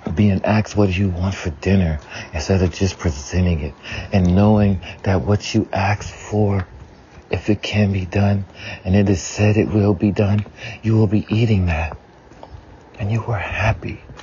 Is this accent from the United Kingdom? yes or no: no; the South, United States; I grew up in the South, so it was a lot of Southern dishes